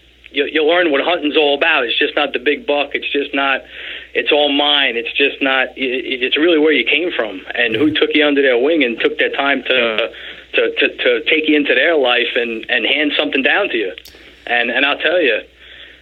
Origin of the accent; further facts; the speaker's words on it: Middle Island, New York, United States; I grew up on Long Island all my life, in a town, Middle Island, I grew up